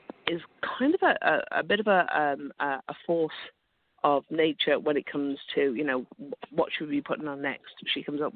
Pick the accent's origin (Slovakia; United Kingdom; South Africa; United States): United Kingdom; moved away as an adult; now in Ottawa, Canada; I'm obviously British. I'm kind of newish to Canada